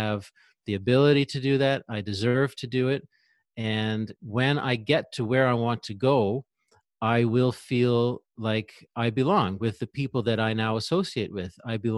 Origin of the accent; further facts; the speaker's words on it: Canada; Sure. Well, I'm from Canada. I live in Quebec in Canada, actually near Ottawa, which is in Ontario, but right between Quebec and Ontario there.